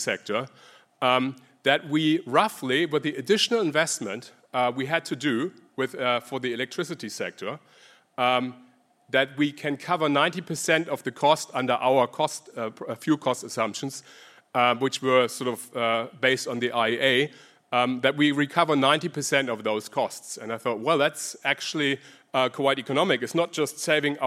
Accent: Germany; accent: German; English is a second language; moved away as an adult; now in Sydney, Australia; As you hear from my accent, I'm originally German. I migrated to Australia.

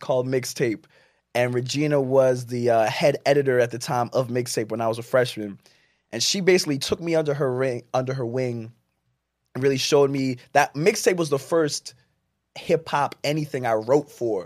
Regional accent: Jersey City, New Jersey, United States; born or raised there; also born or lived in Plainfield, New Jersey

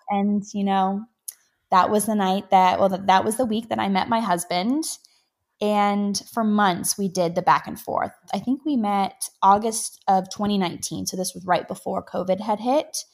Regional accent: Canada; being a Canadian

